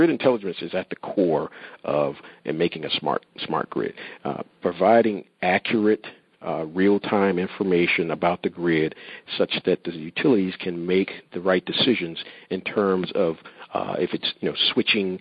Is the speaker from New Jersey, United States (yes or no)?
yes; New Jersey, United States; I'm from New Jersey area as well